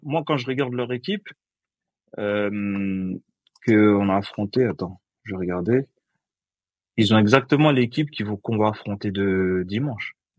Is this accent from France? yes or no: no; Côte d’Ivoire; Après, moi, je suis ivoirien